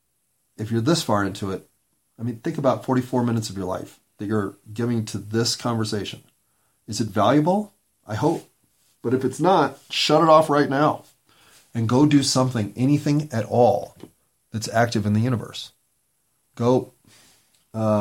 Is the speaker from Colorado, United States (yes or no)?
yes; Denver, Colorado, United States; also born or lived in East Coast / Portland, Oregon / Seattle; I was born in Denver, Colorado, but I left at 18 to go to college on the East Coast